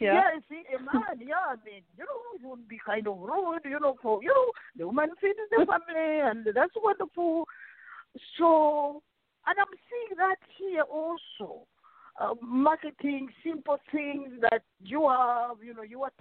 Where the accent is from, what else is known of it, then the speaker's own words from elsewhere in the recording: Uganda; English is a second language; moved away; I was born and raised in Africa, Uganda